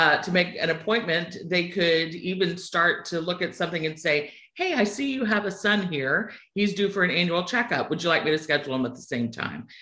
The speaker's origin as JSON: {"language": "English", "town": "Sugar Land", "region": "Texas", "country": "United States", "tie": "born or raised there", "accent": "twang", "moved": "yes", "said": "I'm originally from Texas, a town called Sugarland. You'll hear a twang come out on a word or two along the way"}